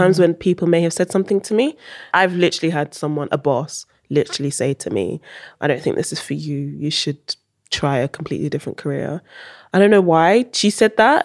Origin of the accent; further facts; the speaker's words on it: Netherlands; moved away; also born or lived in United Kingdom; I wasn't born in U K, I was born in Holland. Went to school in Holland.